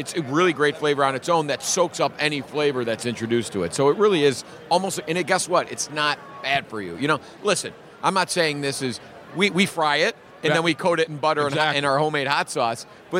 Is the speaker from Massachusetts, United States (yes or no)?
no; Chicago, Illinois, United States; I'm from Chicago.